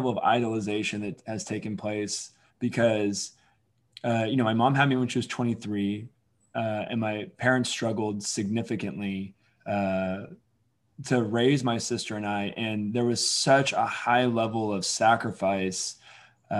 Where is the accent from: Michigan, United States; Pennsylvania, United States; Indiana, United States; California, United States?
California, United States; Alameda; also born or lived in Oakland, California; I grew up in Alameda, California, which obviously a tiny island in the Bay Area